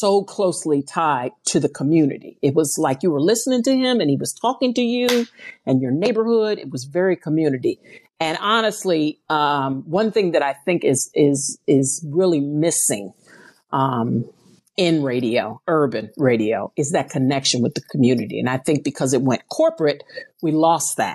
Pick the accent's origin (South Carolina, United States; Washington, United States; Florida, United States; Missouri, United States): Missouri, United States; St. Louis; I'm from St. Louis, Missouri